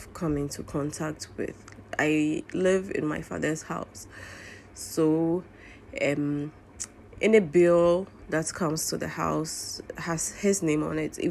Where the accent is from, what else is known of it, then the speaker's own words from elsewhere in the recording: Ghana; I'm Ghanaian Muslim living in Ghana